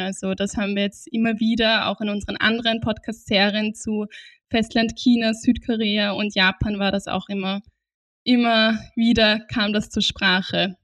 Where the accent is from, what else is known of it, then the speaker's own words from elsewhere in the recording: Austria; bei uns in Österreich